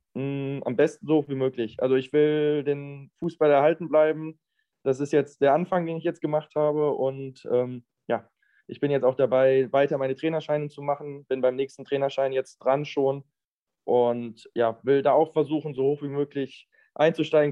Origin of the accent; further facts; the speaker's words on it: Mettmann, North Rhine-Westphalia, Germany; moved away as an adult; also born or lived in Düsseldorf / Aachen / Karlsruhe / Rostock; ich komme ursprünglich aus Mettmann und wohne jetzt wieder in Mettmann